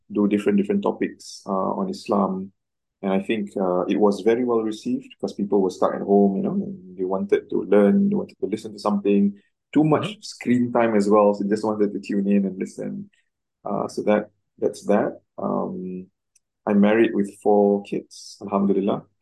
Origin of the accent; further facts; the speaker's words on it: Singapore; also born or lived in Cairo, Egypt; I'm Singaporean, born in Singapore, raised in Singapore.